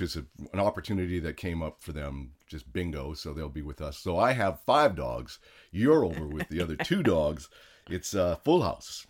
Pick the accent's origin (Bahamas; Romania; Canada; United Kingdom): Canada; now in United States; I was born in Canada